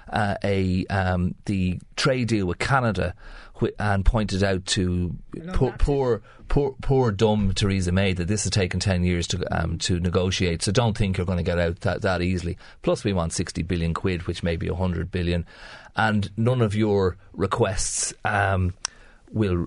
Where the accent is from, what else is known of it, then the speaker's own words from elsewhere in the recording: Ireland; we're Irish people